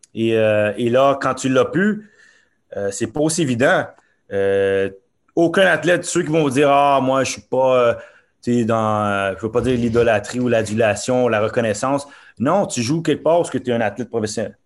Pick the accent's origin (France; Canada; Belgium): Canada; Montreal, Quebec; born or raised there; also born or lived in Norway